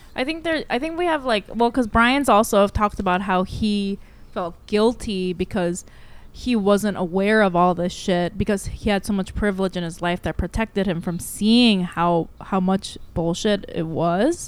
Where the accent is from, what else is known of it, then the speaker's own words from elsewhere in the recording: United States; I'm American